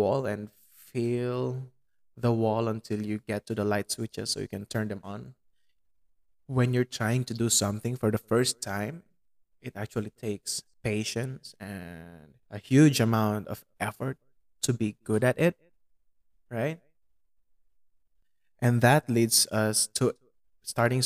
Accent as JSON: {"language": "English", "area": "Pampanga", "region": "Central Luzon", "country": "Philippines", "tie": "born or raised there", "second_language": "English", "said": "In my hometown, which is Pampanga, our main language is Kapampangan"}